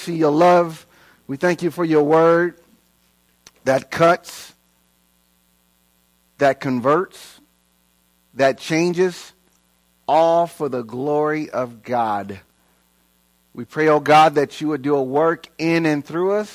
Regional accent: Inglewood, California, United States; now in Queen Creek, United States; I was raised in Inglewood, L.A., in the hood

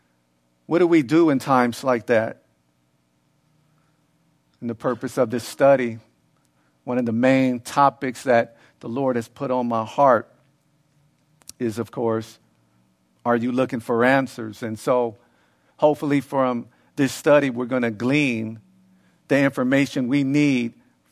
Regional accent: Los Angeles, California, United States; especially where I grew up in South Central LA, you have the youth who were in a dysfunctional household

